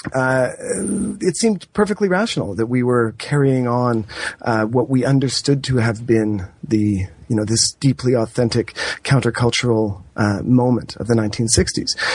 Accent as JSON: {"language": "English", "country": "Canada", "said": "as a Canadian um, and as I suppose a Canadian historian"}